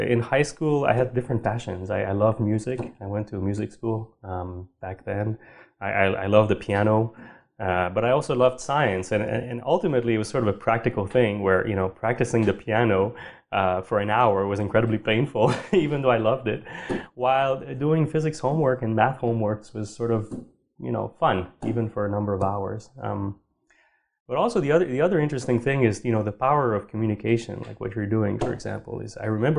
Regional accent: Sherbrooke, Quebec, Canada; moved away; also born or lived in Montreal; I grew up in Sherbrooke

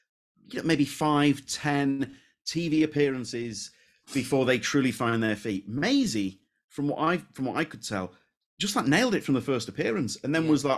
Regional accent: Leeds, Yorkshire and the Humber, United Kingdom; So she's from Leeds. I'm from Leeds.

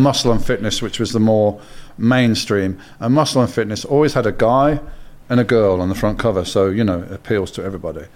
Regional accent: Birmingham, West Midlands, United Kingdom; I'm from Birmingham.

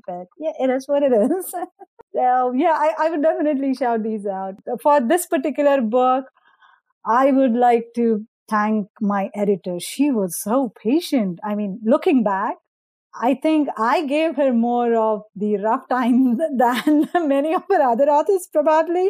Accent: India; moved away; I grew up in India. I went to the school systems in India.

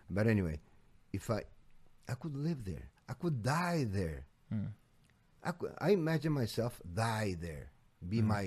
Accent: Portugal; now in United States; I'm an American, but I'm. Portugal is my mother country.

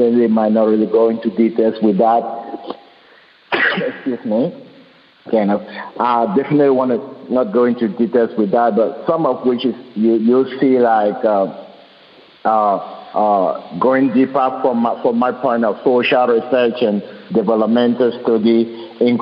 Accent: Cameroon; moved away; also born or lived in Europe; I was born in Cameroon, and when I was born in a kind of a jungle village, there was no light, there was no electricity. I wasn't born in a city.

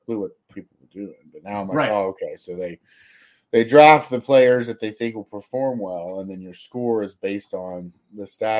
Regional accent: Cincinnati, Ohio, United States; moved away; also born or lived in Jacksonville; growing up in Cincinnati

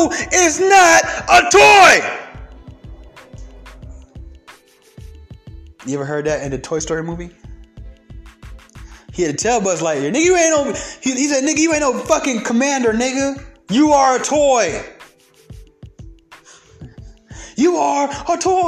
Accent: the South, United States; accent: southern twang; I got a little southern twang in my accent

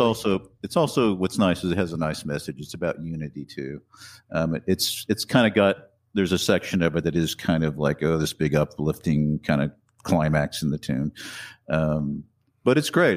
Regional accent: Wichita, Kansas, United States; moved away as an adult; also born or lived in New York; I was in Wichita, Kansas. That's where I grew up.

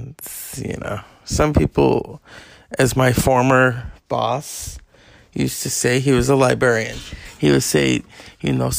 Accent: California, United States; I'm a Californian

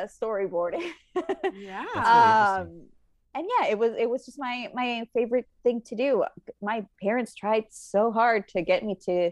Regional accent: Puerto Rico; moved away as an adult; now in Los Angeles, United States; I'm originally from Puerto Rico, born and raised

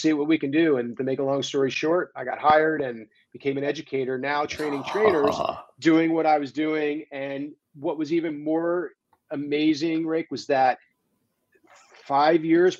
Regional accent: East Coast, United States; moved away as an adult; also born or lived in New York City / California; I grew up on the East Coast

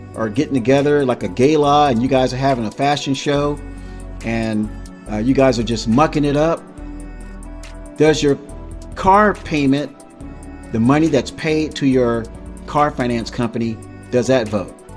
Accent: South Florida, United States; I grew up in South Florida, where fashion was everything

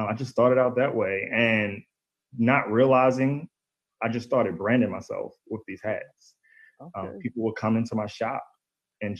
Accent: Baltimore, Maryland, United States; I'm from Baltimore. You know, born and raised. All my life I've been here.

